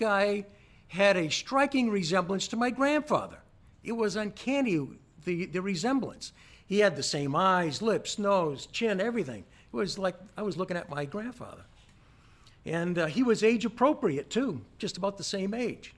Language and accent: English; Portsmouth, United States; being a local person